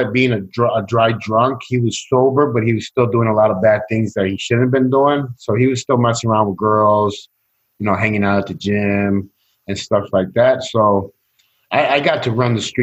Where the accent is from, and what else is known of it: Chicago, Illinois, United States; born or raised there; also born or lived in Sacramento, California